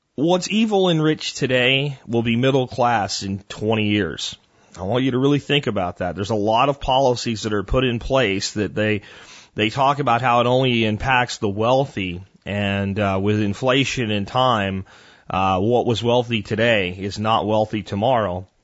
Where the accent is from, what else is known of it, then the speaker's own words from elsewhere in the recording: near Arlington, Texas, United States; Arlington Convention Center right here near my hometown